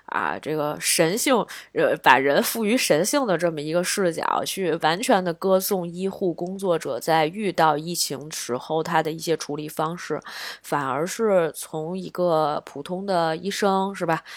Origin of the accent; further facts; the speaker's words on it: China; 作为一个中国人